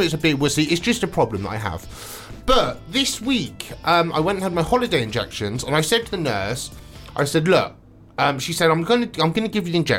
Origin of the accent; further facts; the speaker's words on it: Swindon, South West England, United Kingdom; moved away; I love Swindon. It's my hometown